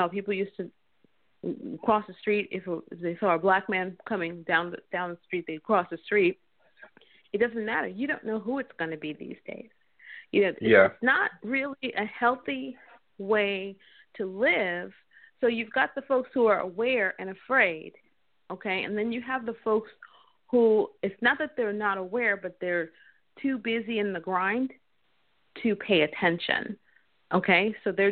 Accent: New York, United States; I grew up in New York

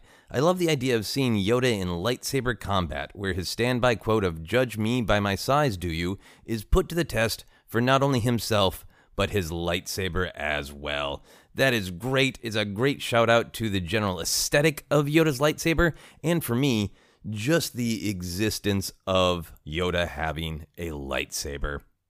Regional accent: Minnesota, United States; also born or lived in Portland; at the time I lived in Portland, Oregon. I was born in Minnesota. Shortly after, in 81, we moved back to Minnesota, and I had a hard time with the snow

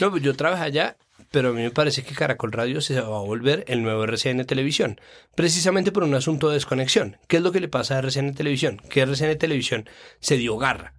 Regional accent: Colombia

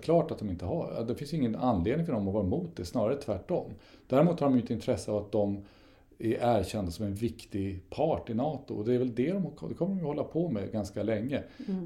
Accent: Sweden; vi är särskilt annorlunda svenskar

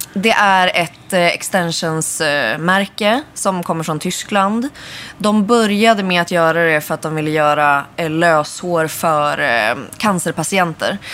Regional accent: Örnsköldsvik, Västernorrland County, Sweden; moved away as an adult; now in Stockholm, Sweden; gick jag ut gymnasiet i Örnsköldsvik där jag kommer ifrån

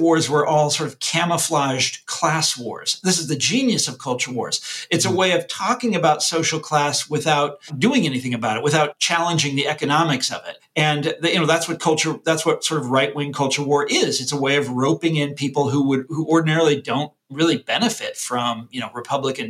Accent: Mission Hills, Kansas, United States; I grew up in Johnson County, Kansas

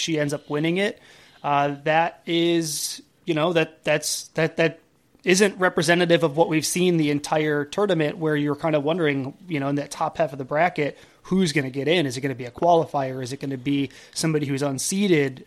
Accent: Buffalo, New York, United States; I grew up in Buffalo

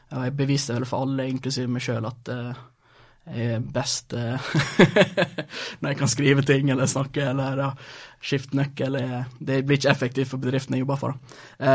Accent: Brattvåg, Møre og Romsdal, Norway; also born or lived in Sweden / Rogaland; Eh, ja, jeg er født i Sverige, altså flytta til Norge da jeg var ti. til Rogaland, da, vel merke så jeg snakka jo først en annen type dialekt. Eh, når jeg var 13, så, kom det, så flytta til Brattvågen.

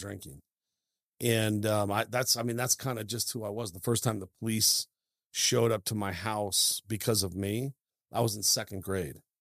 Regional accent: Idaho, United States; also born or lived in Seattle, Washington; when people say, "Hey, where you from?" you know, if I'm out and about, I say Idaho

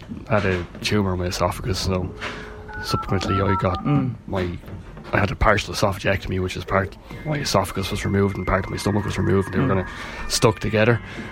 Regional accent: Leixlip, Leinster, Ireland; moved away as an adult; now in Bettystown, Ireland; I suppose I'm originally from Leixlip, but we moved out here because of the office I work in is in Balbriggan, so we moved out to Bettystown.

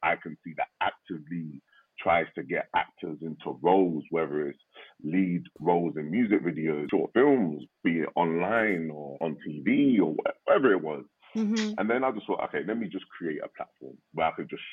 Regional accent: United Kingdom; I'm a British-born Nigerian.

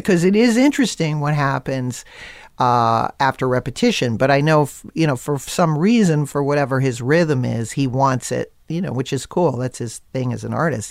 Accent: Connecticut, United States; growing up in Connecticut

